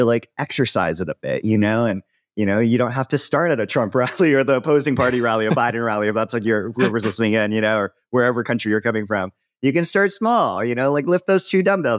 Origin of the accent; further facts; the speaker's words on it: Hawaii, United States; moved away; also born or lived in Joshua Tree; I grew up in Hawaii